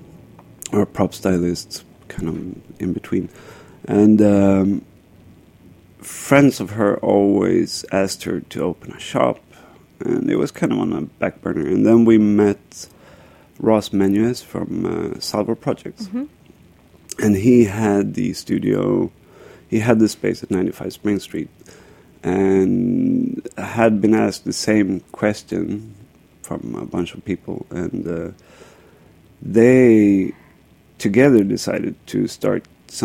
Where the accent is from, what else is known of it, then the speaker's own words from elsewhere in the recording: Stockholm, Stockholm County, Sweden; moved away as an adult; now in Brooklyn, United States; I grew up in Stockholm, Sweden. Came here about 10 years ago.